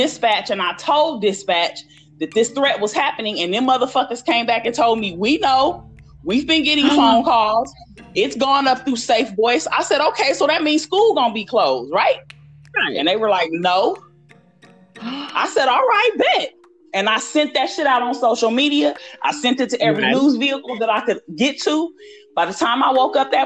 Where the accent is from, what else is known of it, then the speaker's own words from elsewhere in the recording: Southern California, United States; accent: West Coast; I was born and raised in the Black Panther Party, the Southern California chapter